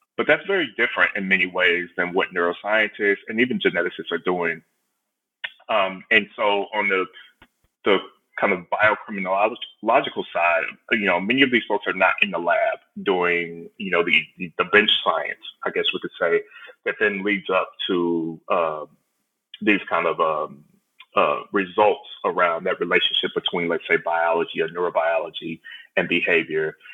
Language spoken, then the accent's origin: English; Houston, Texas, United States; I'm originally from Houston, uh, Texas, or right outside of Houston, Texas